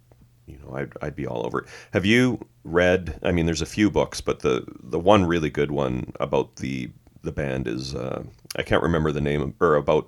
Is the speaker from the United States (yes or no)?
no; Canada; growing up in Canada